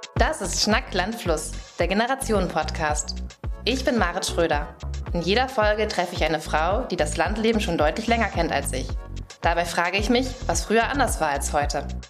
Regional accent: Schleswig-Holstein, Germany; ich komme aus Schleswig-Holstein

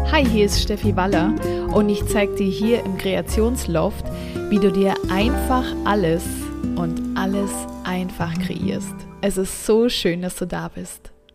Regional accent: Southern Germany, Germany; moved away as an adult; also born or lived in Central Switzerland; now in Switzerland; Ich komme ursprünglich aus dem Süden Deutschlands

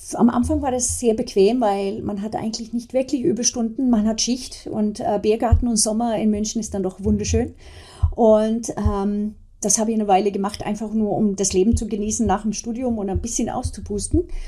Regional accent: Sweden; now in Germany; als Kind damals in Schweden

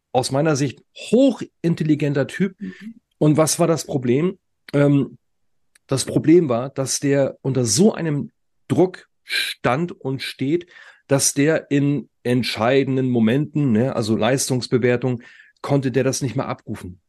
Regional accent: Germany; bei uns in Deutschland

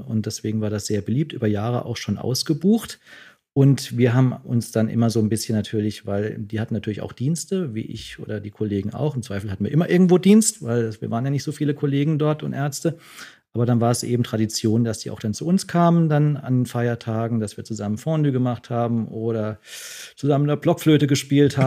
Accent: Freiburg, Baden-Württemberg, Germany; accent: Alemannic; moved away; ich komme jetzt auch aus Freiburg, da bin Alemannisch bin ich aufgewachsen

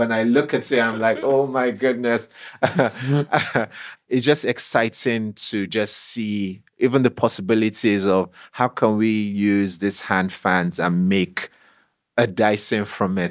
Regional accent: Nigeria; growing up in Nigeria, going to a secondary school there

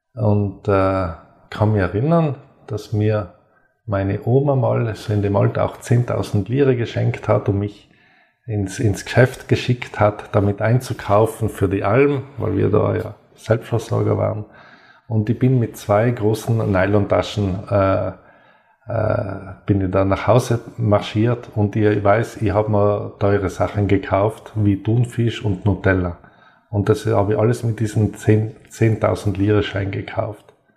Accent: South Tyrol, Trentino-Alto Adige, Italy; Ich bin gebürtiger Südtiroler, auf einem Bergbahnhof aufgewachsen

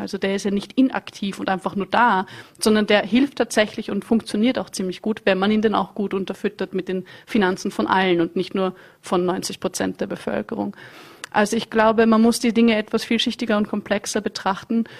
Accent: Vienna, Austria; ich komme aus Wien

